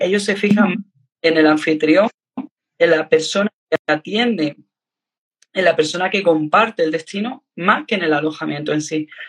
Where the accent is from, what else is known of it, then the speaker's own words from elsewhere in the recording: Andalusia, Spain; yo soy andaluza